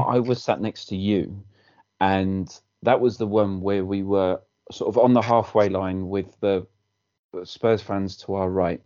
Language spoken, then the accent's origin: English; Wales, United Kingdom; as a Welshman